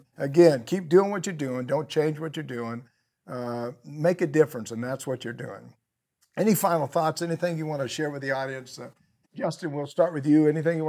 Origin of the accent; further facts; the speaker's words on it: United States; I'm not a Republican. I'm not a Democrat. I'm an American.